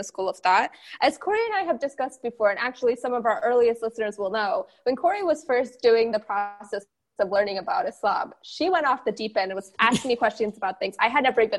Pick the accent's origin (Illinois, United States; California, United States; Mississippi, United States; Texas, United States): Texas, United States; I grew up in Texas around pretty much every denomination of Christianity you can think of because it's Texas